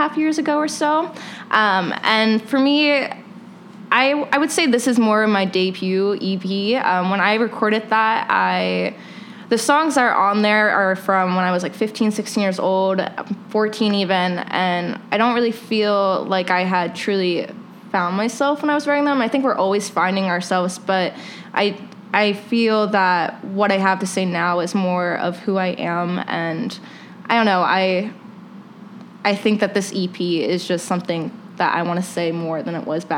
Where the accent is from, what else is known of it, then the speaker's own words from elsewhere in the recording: Maryland, United States; now in Chicago, United States; my hometown in Maryland